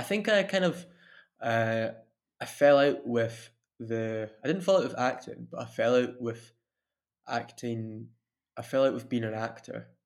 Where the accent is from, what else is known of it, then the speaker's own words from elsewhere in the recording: Dunfermline, Scotland, United Kingdom; also born or lived in Glasgow / Italy; now in Dundee, United Kingdom; I'm originally from Dunfermline